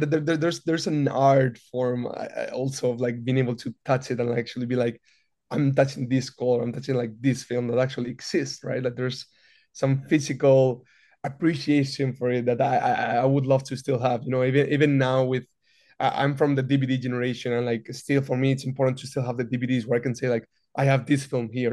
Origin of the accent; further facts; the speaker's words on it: Madrid, Community of Madrid, Spain; moved away as an adult; also born or lived in New York; now in Los Angeles, United States; I'm originally from Madrid, Spain